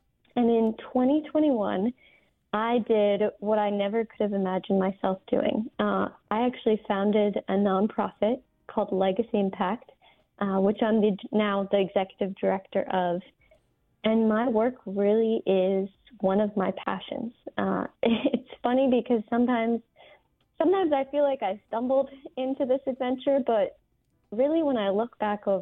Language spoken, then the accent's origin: English; New Jersey, United States; moved away; I'm originally from New Jersey, the youngest of four girls